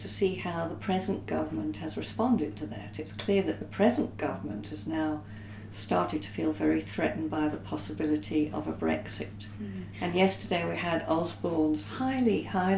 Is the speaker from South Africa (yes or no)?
yes; South Africa; I grew up in South Africa during the apartheid era